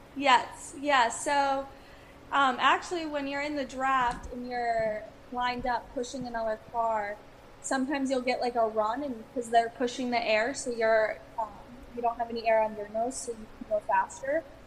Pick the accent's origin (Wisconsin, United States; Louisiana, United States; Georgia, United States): Wisconsin, United States; so I grew up in Wisconsin